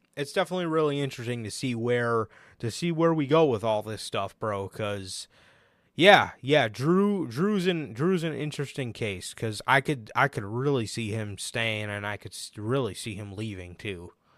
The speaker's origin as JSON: {"language": "English", "town": "Chicago", "region": "Illinois", "country": "United States", "said": "we are from Chicago"}